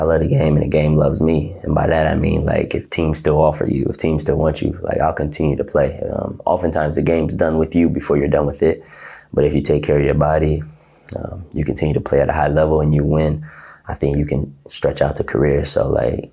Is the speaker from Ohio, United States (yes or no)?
yes; Ohio, United States; moved away as an adult; now in Russia; I'm from Ohio